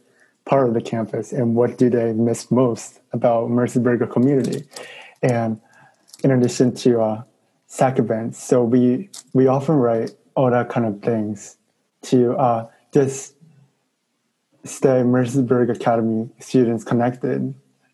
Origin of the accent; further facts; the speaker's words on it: Tokyo, Japan; also born or lived in New York City; now in New York, United States; I'm officially from Tokyo, Japan. And I currently live outside of the New York City